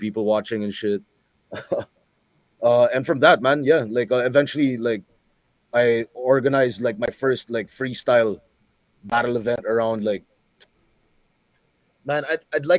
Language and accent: English; Philippines; first language English